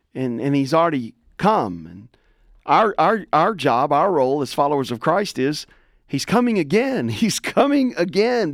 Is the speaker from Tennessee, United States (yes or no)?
yes; Tennessee, United States; I grew up in, like, rural backwoods Tennessee